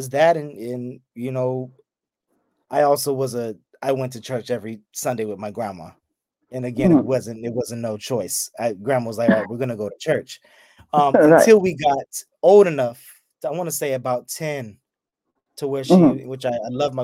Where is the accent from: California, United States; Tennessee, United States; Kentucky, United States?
California, United States; the Bay; I'm from the Bay